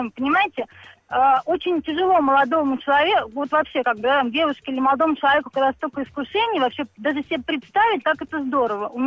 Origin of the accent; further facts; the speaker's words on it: Moscow, Russia; also born or lived in Saint Petersburg; я из Москвы. О, я родилась в Петербурге, но живу и работаю в Москве.